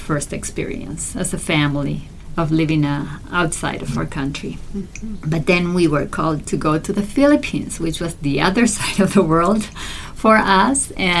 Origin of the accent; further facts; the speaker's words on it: Argentina; We're originally from Argentina, okay.